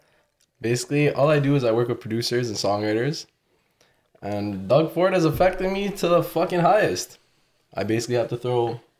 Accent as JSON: {"language": "English", "town": "Vaughan", "region": "Ontario", "country": "Canada", "said": "I'm not even from Toronto. I'm from Woodbridge. I'm from Vaughan. But Woodbridge."}